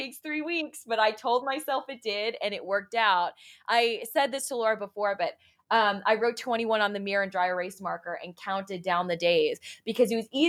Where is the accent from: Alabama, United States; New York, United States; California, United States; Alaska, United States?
New York, United States; Long Island; I'm from, you know, suburban Long Island